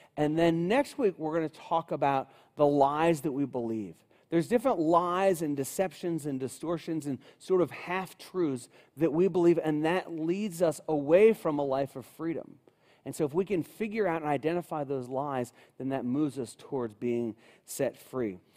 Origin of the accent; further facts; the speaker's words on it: Cincinnati, Ohio, United States; I grew up in Cincinnati, uh, my whole life